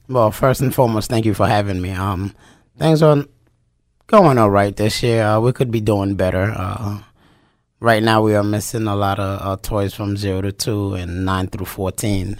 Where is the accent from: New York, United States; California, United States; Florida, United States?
New York, United States; New York City; moved away as an adult; also born or lived in Japan / North Carolina / South Carolina; now in Wyoming, Pennsylvania, United States; I am from New York City